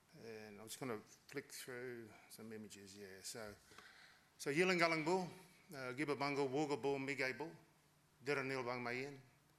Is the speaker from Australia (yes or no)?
yes; Australia; And as Indigenous Australians, as Aboriginal Australian, I wouldn't be here if it wasn't for our matriarchs and our patriarchs